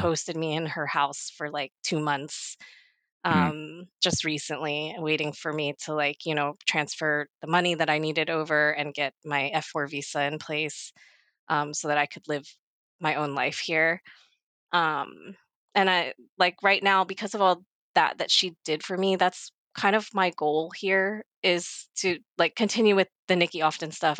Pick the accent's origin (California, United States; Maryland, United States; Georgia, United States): Maryland, United States; moved away as an adult; also born or lived in Baltimore area / Los Angeles; now in South Korea; I was born in 1987 in Korea, like a lot of us, and I got adopted to Maryland on the East Coast I lived there for 25 years